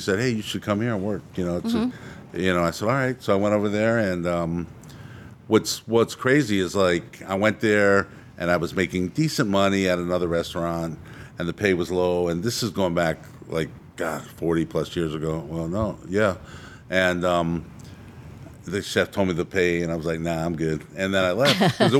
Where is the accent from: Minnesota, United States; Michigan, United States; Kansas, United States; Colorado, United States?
Michigan, United States; Detroit; moved away as an adult; also born or lived in Brooklyn, New York / Clearwater, Florida; now in Tampa Bay area, United States; So I grew up from Brooklyn, but I just was born there. And I grew up in outside of Detroit.